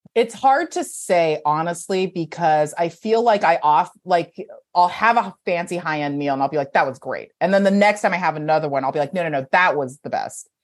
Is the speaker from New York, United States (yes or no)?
no; San Gabriel Valley, California, United States; also born or lived in Beijing, China; I grew up in the San Gabriel Valley, which is like all Chinese people